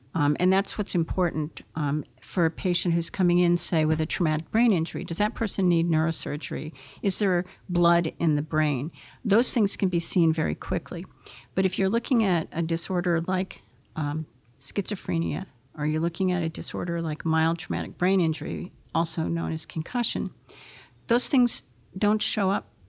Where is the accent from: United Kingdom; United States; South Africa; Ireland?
United States; Concord, New Hampshire; I was brought up in Concord, New Hampshire, across the street from the state hospital.